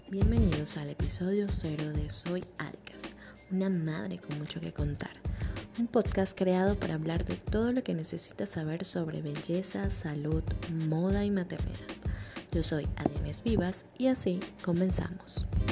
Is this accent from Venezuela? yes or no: yes; Venezuela; Soy venezolana